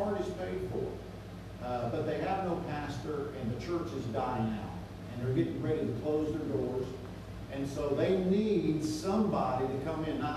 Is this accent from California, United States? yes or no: no; South Miami, Florida, United States; moved away as an adult; I grew up in South Miami